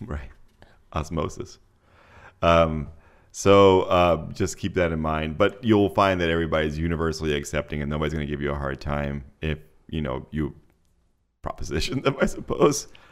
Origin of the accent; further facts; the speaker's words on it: Mexico City, Mexico; moved away; I grew up in Mexico City